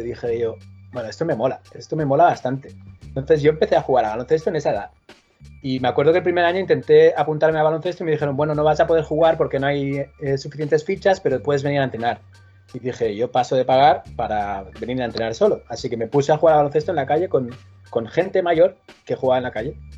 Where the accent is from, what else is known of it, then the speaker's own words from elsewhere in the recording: Manresa, Catalonia, Spain; moved away; Yo soy de Manresa y sí tenía unos cuantos amigos en Manresa con los que jugaba en la calle